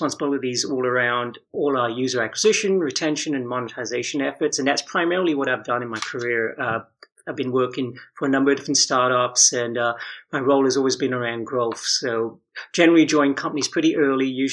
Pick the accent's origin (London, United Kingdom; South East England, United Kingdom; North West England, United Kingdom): London, United Kingdom; moved away; I'm actually from the UK, so I grew up in London